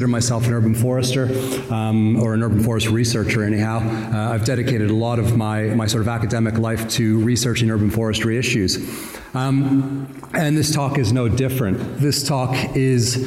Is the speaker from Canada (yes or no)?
yes; Southern Ontario, Canada; accent: Southern Ontario; now in New Zealand; I am from Canada originally. Obviously, I was introduced as being from New Zealand. That's where I traveled from. I arrived yesterday morning. You can tell by the accent, though, it's definitely not a Kiwi accent. It's not nearly as charming as Mark Robertson's accent. Just a plain old Southern Ontario accent.